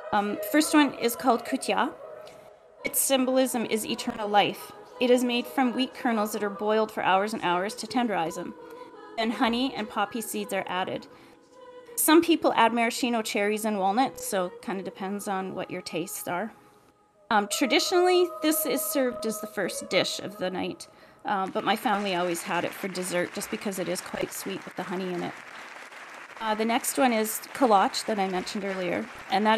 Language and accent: English; Canada; I was born in Canada, but my ancestry is Ukrainian